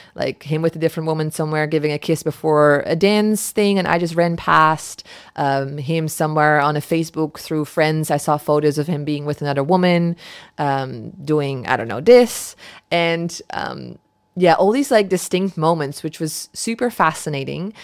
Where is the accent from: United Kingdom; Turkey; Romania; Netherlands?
Netherlands; moved away; my, uh, home where I grew up in the Netherlands